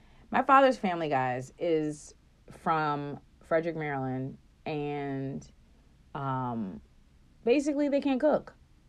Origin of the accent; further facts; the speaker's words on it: Japan; born there; I was born in Japan, and so my parents bought this beautiful, like, it's not china, but it's like some type of dish that you bake